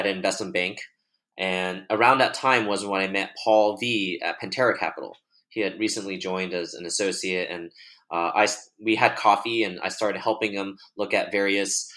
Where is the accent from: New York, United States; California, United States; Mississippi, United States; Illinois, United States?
California, United States; Bay Area; I was born and raised in the Bay Area